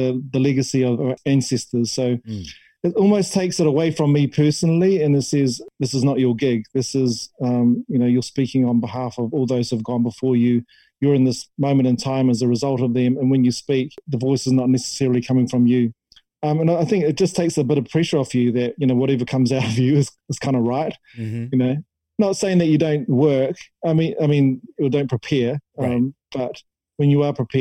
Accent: Waitara, Taranaki, New Zealand; My hometown in Taranaki, Waitara.

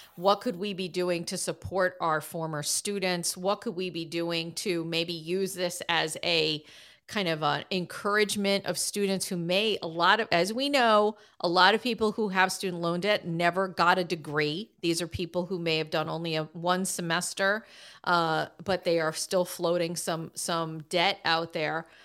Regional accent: Boston, Massachusetts, United States; my hometown of Boston, Massachusetts

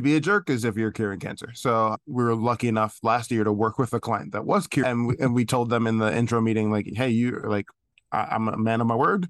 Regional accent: New York City, New York, United States; Loved growing up in Brooklyn

